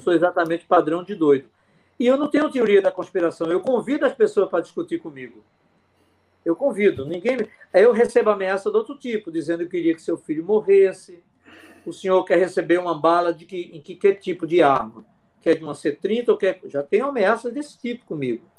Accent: sertão of Pernambuco, Brazil; Eu fui criado com panela de alumínio, eu sou do sertão de Pernambuco

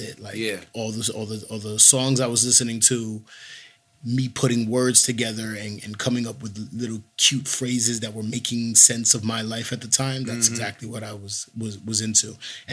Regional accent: New York City, New York, United States; moved away as an adult; now in California, United States; I'm born and raised in Washington Heights, Manhattan

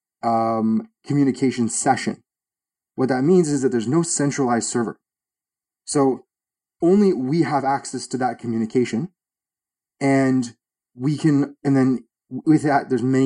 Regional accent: Toronto, Ontario, Canada; I'm from Toronto, Canada.

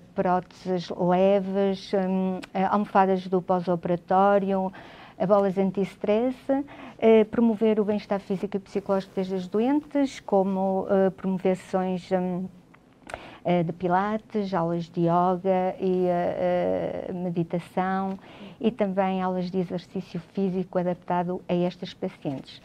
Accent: Vila Real, Norte, Portugal; eu sou natural de Vila Real

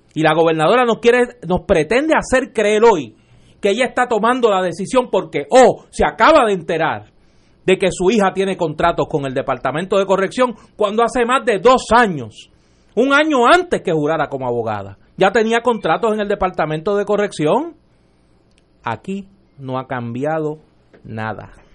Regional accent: Caguas, Puerto Rico; en mi pueblo, en Caguas

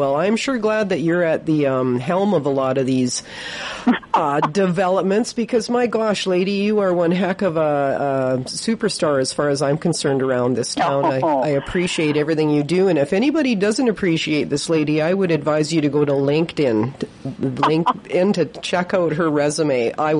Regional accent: Victoria, British Columbia, Canada; I was raised in Victoria

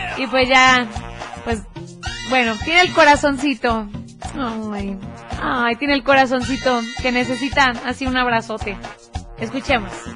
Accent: Tepatitlán de Morelos, Jalisco, Mexico; yo soy de Tepa.

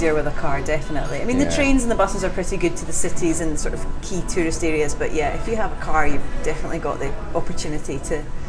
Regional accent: Glasgow, Scotland, United Kingdom; I'm from Glasgow

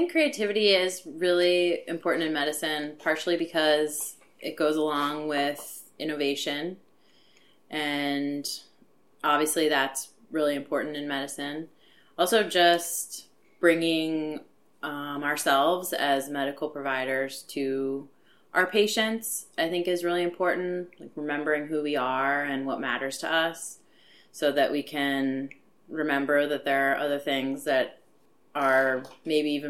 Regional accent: Canton, Ohio, United States; now in Philadelphia, United States; Originally, I'm from Canton, Ohio

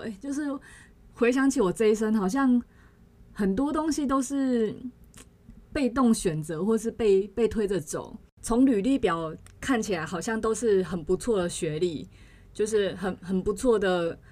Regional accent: Chiayi, Taiwan; now in northern Taiwan; 我老家那边好像整个七月都会是， 嗯，就是我们嘉义

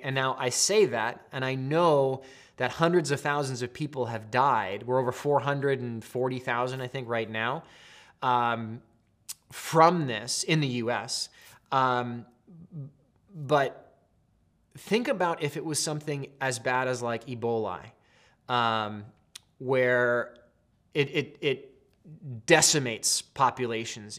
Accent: Pacific Northwest, United States; growing up in the Northwest

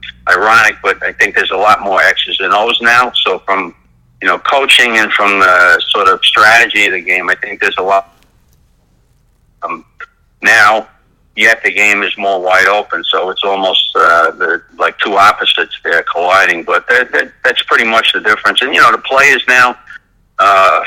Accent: New York City, New York, United States; I grew up here in Brooklyn playing roller hockey mostly during the late 1960s, early 1970s

